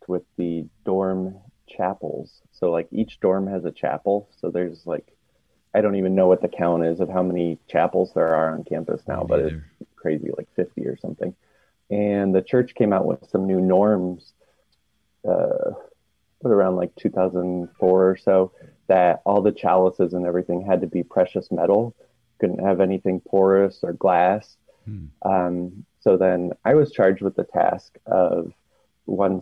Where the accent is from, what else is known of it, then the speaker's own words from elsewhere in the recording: Muncie, Indiana, United States; I grew up in Muncie, Indiana, home of Ball State.